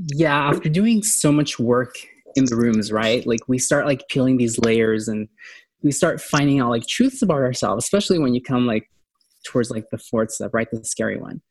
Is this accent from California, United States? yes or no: yes; San Diego, California, United States; San Diego, I'm from San Diego, and that's where I started.